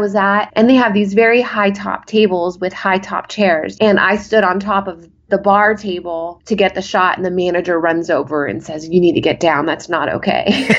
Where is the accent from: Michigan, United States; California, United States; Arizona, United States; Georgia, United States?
California, United States; Los Angeles; now in Las Vegas, United States; I came from Los Angeles, actually. My husband and I moved to Vegas 6 years ago.